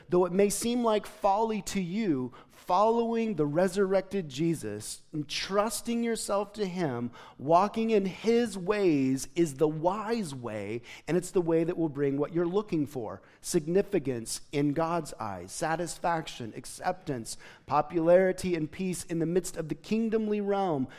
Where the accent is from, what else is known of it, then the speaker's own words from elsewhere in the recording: Gooding, Idaho, United States; moved away; I was from Gooding High School